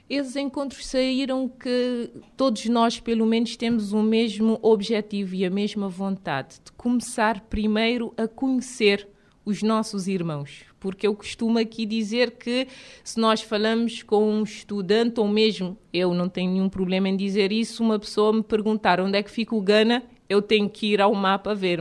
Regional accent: Cape Verde

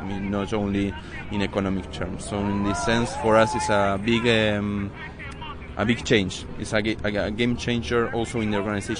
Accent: Argentina

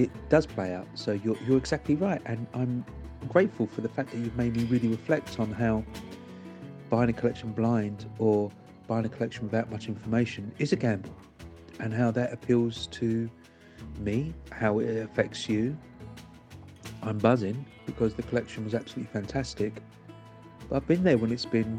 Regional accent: London, United Kingdom; I grew up in London

